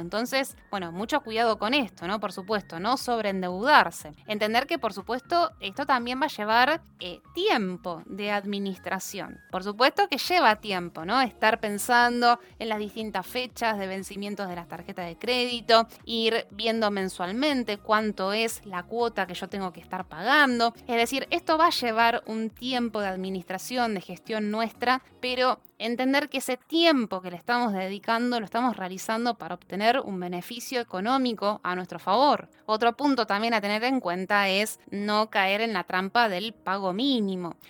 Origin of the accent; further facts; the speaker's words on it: Argentina; cada uno de nosotros como argentinos